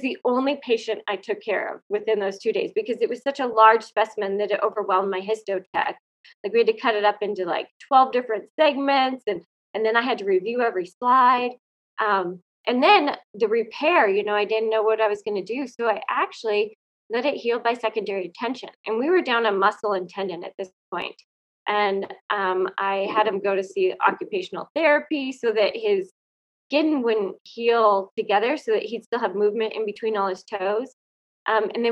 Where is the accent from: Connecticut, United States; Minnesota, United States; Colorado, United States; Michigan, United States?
Colorado, United States; also born or lived in Fairbanks, Alaska; I'm from Colorado